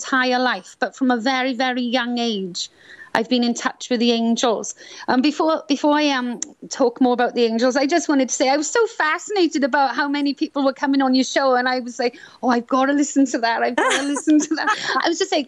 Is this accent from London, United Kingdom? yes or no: no; Swansea, Wales, United Kingdom; accent: Welsh; moved away as an adult; also born or lived in Scotland; now in Florida, United States; Swansea. I was born in Swansea, South Wales. And so I'm Welsh, as you can tell maybe by my accent.